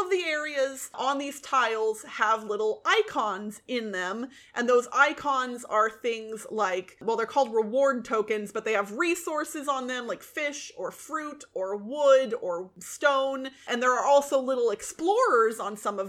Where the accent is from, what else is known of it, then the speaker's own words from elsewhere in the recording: United States; Being an American